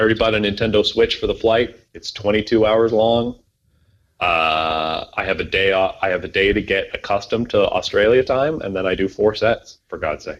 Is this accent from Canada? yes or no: yes; Cambridge, Ontario, Canada; born or raised there